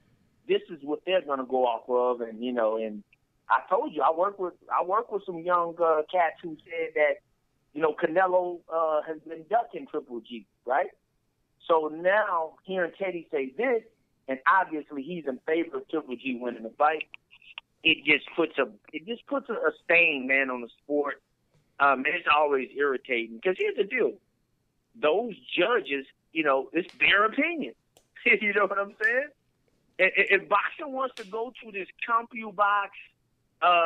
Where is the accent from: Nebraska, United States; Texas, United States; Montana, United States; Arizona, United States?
Texas, United States; Houston; also born or lived in Missouri City, Texas; I'm from Sunnyside, but I went to Hunter's Glen Elementary, too